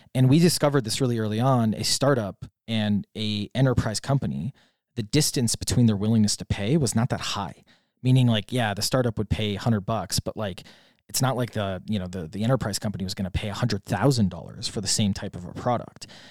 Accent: Wisconsin, United States; now in Puerto Rico; I grew up in Wisconsin, so I grew up with, uh, large swaths of land everywhere

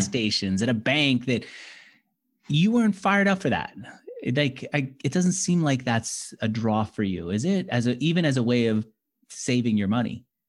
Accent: New York City, New York, United States; also born or lived in Manhattan; I grew up in Queens and then I moved to Manhattan

